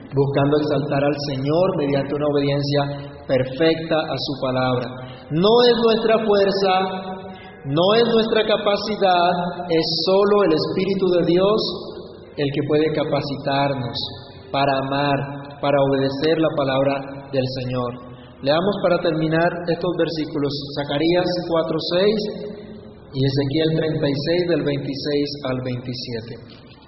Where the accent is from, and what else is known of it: Colombia